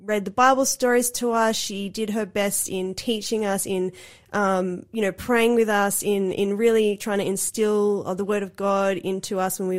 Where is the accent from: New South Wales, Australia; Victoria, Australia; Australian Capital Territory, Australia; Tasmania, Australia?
New South Wales, Australia; Cooranbong; born or raised there; also born or lived in Sydney, Australia / Gold Coast, Queensland, Australia